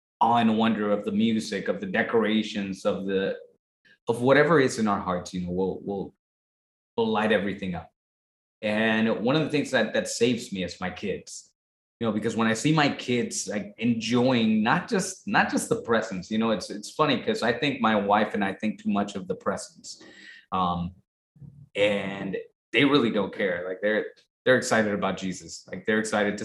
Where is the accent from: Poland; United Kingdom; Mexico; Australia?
Mexico; Tijuana, Baja California; moved away; as I was raised, not in this country, you know, I was raised in Tijuana, Mexico